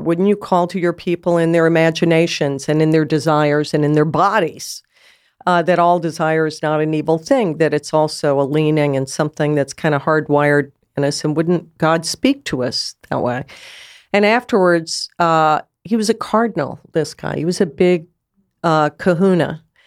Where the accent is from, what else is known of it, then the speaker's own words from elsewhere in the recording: United States; I'm an American